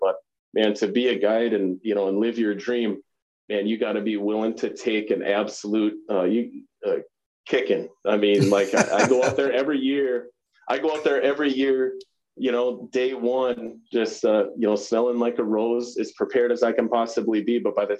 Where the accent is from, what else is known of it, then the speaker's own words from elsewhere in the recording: Pelican, Midwest, United States; where we grew up in Pelican, like, and I can so easily bring myself back there, like, around town in a community like that, a small town Midwest community